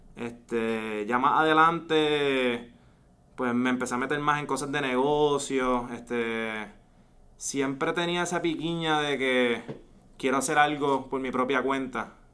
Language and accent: Spanish; Ponce, Puerto Rico; also born or lived in Valencia, Spain; nacido y criado en Ponce, estudié toda mi vida, eh, high school, college en Ponce